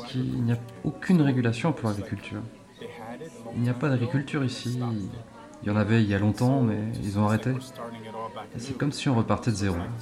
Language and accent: French; Florida, United States; moved away as an adult; also born or lived in Borneo, Malaysia; now in Longyearbyen, Norway; Je suis originaire de Floride aux États-Unis et j'habite à Longyearbyen depuis 12-13 ans maintenant